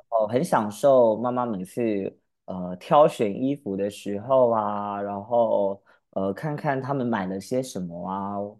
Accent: Pingtung County, Taiwan; also born or lived in Kaohsiung, Taiwan; 然后到了屏东，学校跟家里面只有斜对角的距离

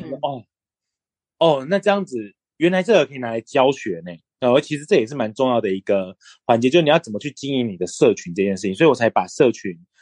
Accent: Pinglin, New Taipei, Taiwan; now in Zhudong, Taiwan; 我现在住在竹东，但是我来自于非常知名的茶香平林

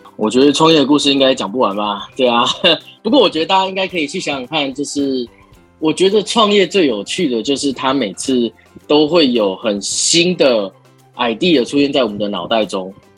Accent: Taiwan; 我们是台湾人

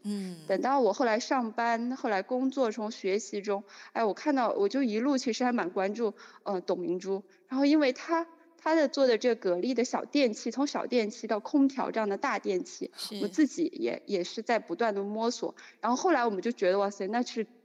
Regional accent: Zhenjiang, Jiangsu, China; moved away as an adult; also born or lived in Vancouver, Canada / Boston, United States; now in Shanghai, China; 我呢是来自于中国大陆的江苏，是一个非常美丽的历史小城，叫镇江

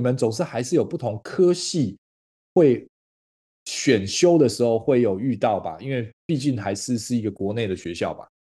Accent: Taiwan; 台湾在早期我那个年代的时候，其实有经历过一番你在小学的时候讲那个台语，是会嗯。被罚钱，会被，不是罚钱，会被罚站，会被处罚的

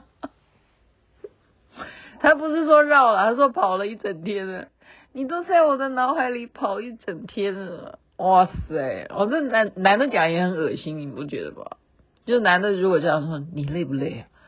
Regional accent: Taiwan; moved away; also born or lived in Chengdu, China; 我说我从台湾来

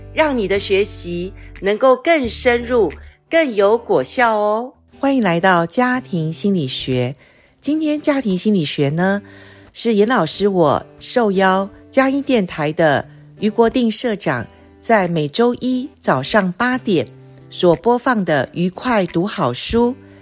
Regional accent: Taiwan; 我从小在眷村长大

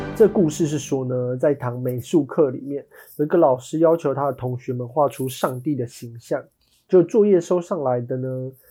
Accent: Taiwan; 我们台湾人 ，呃，在小学的时候

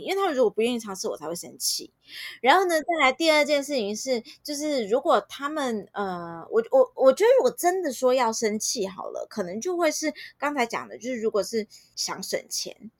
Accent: Taiwan; 因为台湾真的是全世界相对安全的地方，就我们的治安真的老实说算是蛮不错的

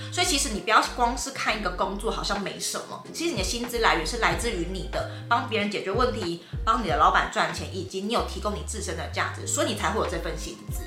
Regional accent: Tainan, Taiwan; 因为我是台南人

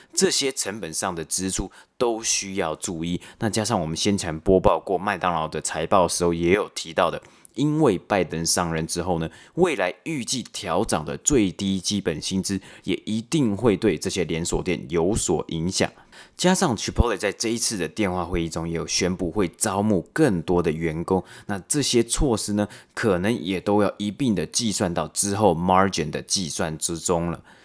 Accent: Taipei, Taiwan; moved away; 我自己从小也是在北投长大

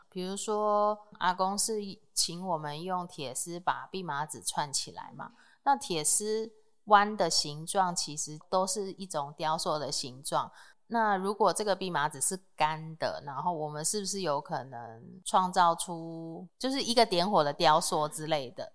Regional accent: Taipei, Taiwan; also born or lived in Fengbin, Hualien; now in Hualien, Taiwan; 我是台北人

